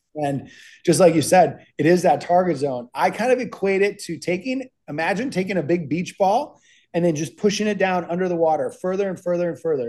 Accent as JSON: {"language": "English", "region": "Minnesota", "country": "United States", "tie": "born or raised there", "said": "I grew up in Minnesota"}